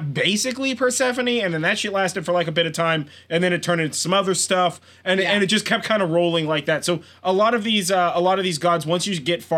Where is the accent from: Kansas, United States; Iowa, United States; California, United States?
California, United States; I'm from California.